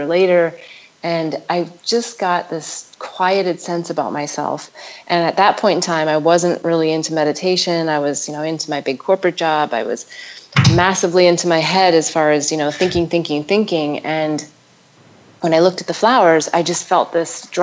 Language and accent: English; North Dakota, United States; also born or lived in Denver / Nevada; now in Ubud, Indonesia; growing up in North Dakota